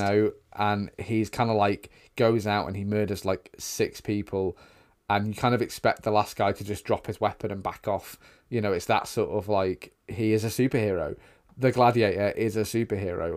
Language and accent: English; United Kingdom; we're British